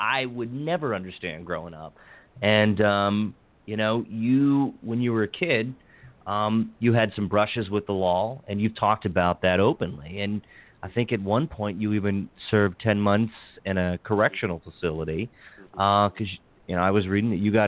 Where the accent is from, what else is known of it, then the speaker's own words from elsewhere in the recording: Washington County, Maryland, United States; I grew up in Washington County, Maryland